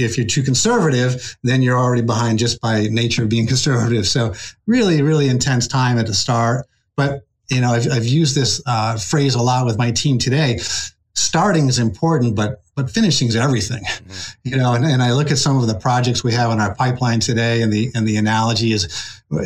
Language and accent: English; Rhode Island, United States; moved away as an adult; also born or lived in Wallingford, Connecticut; now in Massachusetts, United States; Rhode Island is the place where I kind of, my formative years, where I grew up and enjoyed the Narragansett Bay